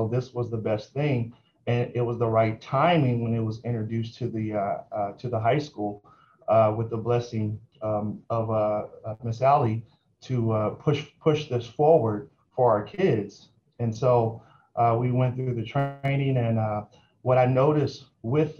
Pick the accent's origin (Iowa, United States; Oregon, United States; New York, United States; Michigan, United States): Oregon, United States; Portland; moved away as an adult; also born or lived in Fresno, California / Merced County, California; I'm originally from Portland, Oregon, born and raised